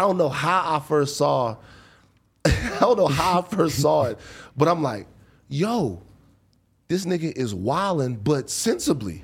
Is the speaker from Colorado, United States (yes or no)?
no; Baton Rouge, Louisiana, United States; moved away; growing up in Baton Rouge